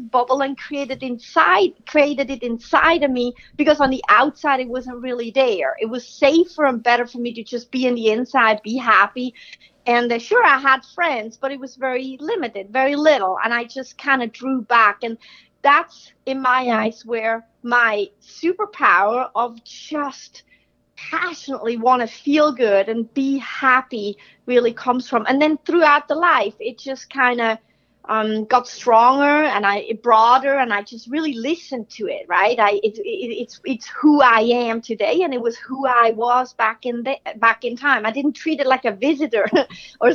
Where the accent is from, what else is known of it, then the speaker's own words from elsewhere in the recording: Switzerland; growing up in Switzerland, that's where I'm from